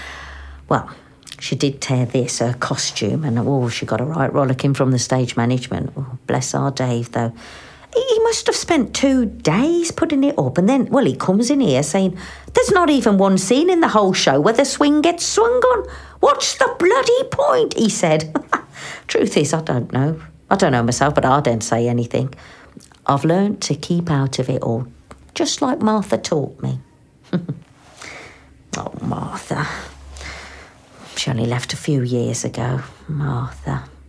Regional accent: England, United Kingdom; My dad was Indonesian, yeah. My mum's from Smethwick and it's her that I grew up with here in England, yeah.

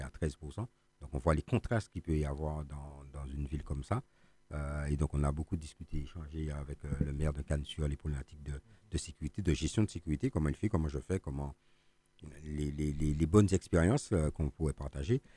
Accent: Martinique; nous-mêmes en tant que Martiniquais

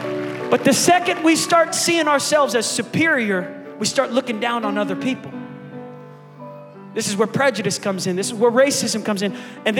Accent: Oklahoma, United States; We said, yeah, we're from Oklahoma.

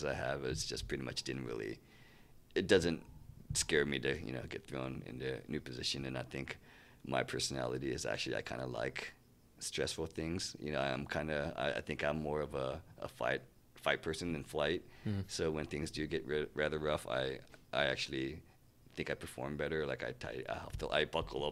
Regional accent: Santa Barbara, California, United States; also born or lived in San Diego; I grew up in Santa Barbara, and we moved to San Diego my senior year

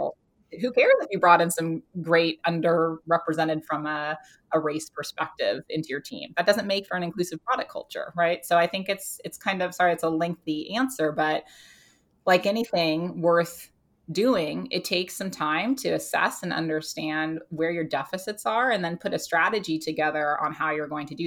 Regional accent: United States; now in United Kingdom; I am an American living in the UK

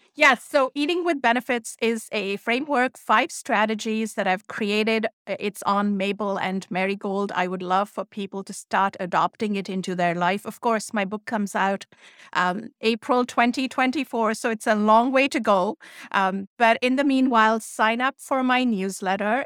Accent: India; moved away; That's how I was raised in India

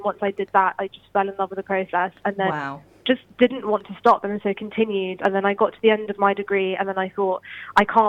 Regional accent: London, United Kingdom; moved away as an adult; now in Bristol, United Kingdom; growing up in London.

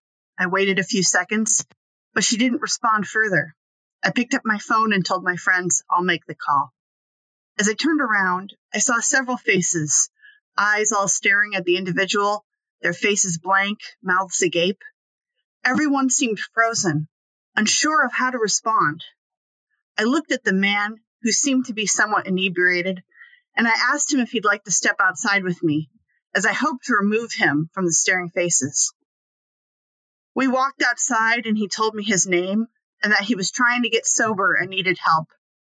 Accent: Alaska, United States; I grew up in Alaska, the largest state with one of the smallest populations.

